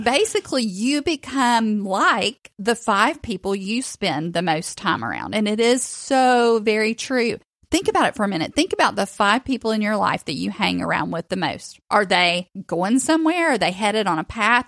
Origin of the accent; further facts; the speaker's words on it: Chattanooga, Tennessee, United States; moved away as an adult; now in Florida, United States; I grew up in Chattanooga